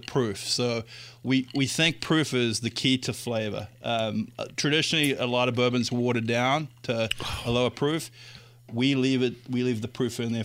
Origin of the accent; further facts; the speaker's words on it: South Africa; now in Indiana, United States; I'm originally from South Africa.